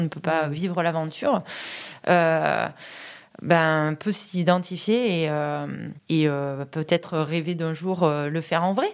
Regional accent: Vaison-la-Romaine, Provence-Alpes-Côte d'Azur, France; also born or lived in Bédoin; je suis vauclusienne, moi, d'origine. J'habite Vaison, puisque je suis née là-bas

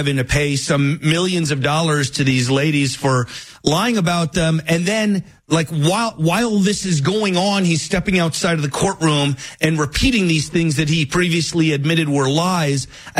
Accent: New York City, New York, United States; So, you know, I was born in New York City. I went to college in New York City.

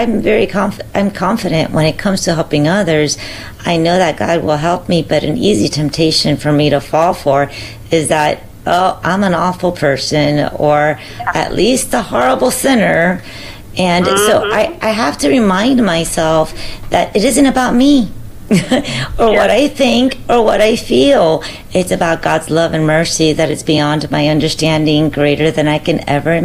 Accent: Southwest Florida, United States; Southwest Florida, my hometown.

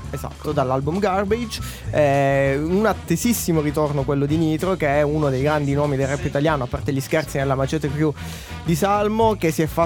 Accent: Caltanissetta, Sicily, Italy; io lo dicevo da ragazzino a Caltanissetta

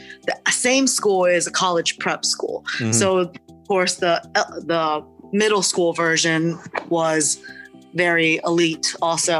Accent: Charlottesville, Virginia, United States; English is a second language; I was born and raised in Charlottesville, Virginia

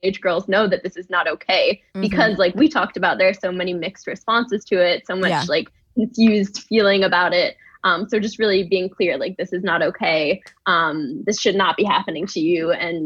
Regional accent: New York, United States; I grew up in New York

